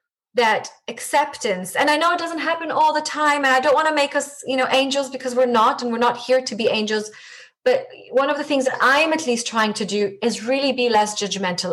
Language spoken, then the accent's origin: English; Israel; first language Hebrew; English is a second language; moved away as an adult; now in London, United Kingdom; I have the privilege of being brought up in Israel, and Hebrew is my mother tongue